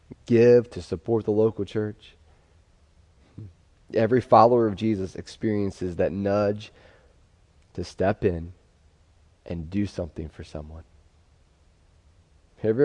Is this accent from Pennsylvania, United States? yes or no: yes; Pennsylvania, United States; growing up in Pennsylvania, we had a unique way of grief